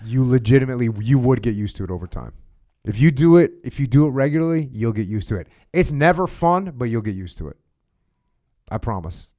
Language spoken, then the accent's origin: English; United States; I'm an American